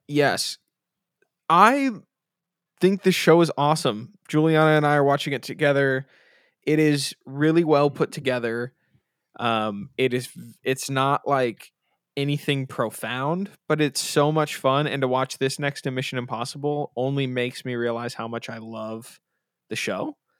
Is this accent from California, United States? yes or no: yes; Bay Area, California, United States; we're from the Bay Area